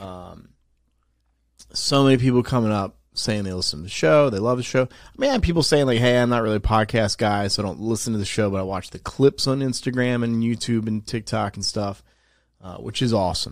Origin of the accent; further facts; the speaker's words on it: New Jersey, United States; moved away; I'm from New Jersey, I don't live there now